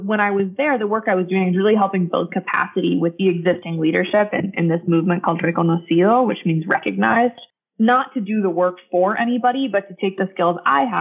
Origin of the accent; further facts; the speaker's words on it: Salt Lake City, Utah, United States; I grew up in Salt Lake City, Utah